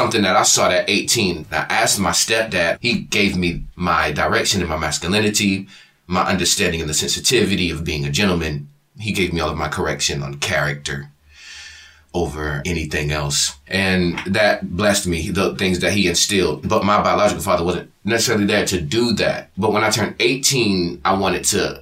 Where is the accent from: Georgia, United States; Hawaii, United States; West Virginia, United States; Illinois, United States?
Georgia, United States; Savannah; also born or lived in Phoenix, Arizona; I was born in Phoenix, Arizona, but I was raised in Savannah, Georgia